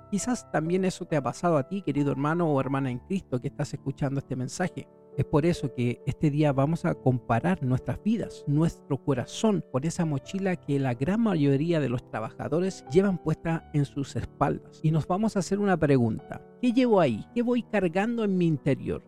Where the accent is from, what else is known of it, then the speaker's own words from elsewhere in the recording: Chile; En mi país, que es Chile